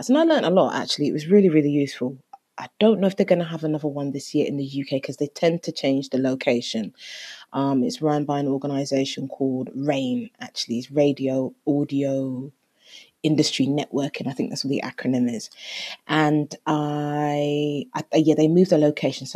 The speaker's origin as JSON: {"language": "English", "country": "Jamaica", "said": "I am Jamaican"}